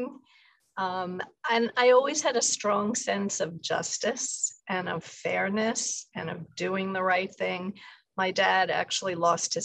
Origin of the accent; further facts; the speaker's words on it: New York City, New York, United States; Born and raised Upper East Side of New York.